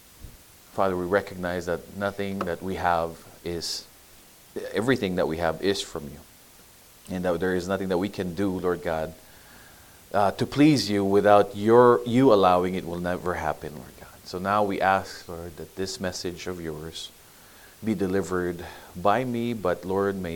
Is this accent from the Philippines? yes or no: yes; Baguio, Cordillera Administrative Region, Philippines; where I grew up in Baguio